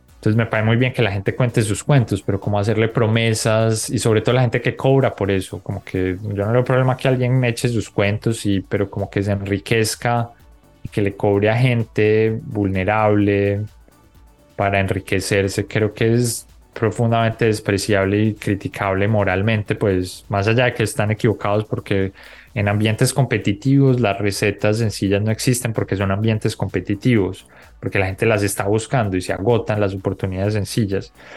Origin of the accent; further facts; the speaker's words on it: Colombia; moved away; also born or lived in Bogotá; yo crecí en Colombia